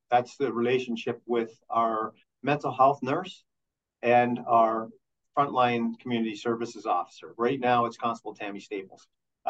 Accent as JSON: {"language": "English", "town": "Peterborough", "region": "Ontario", "country": "Canada", "said": "I came from Peterborough."}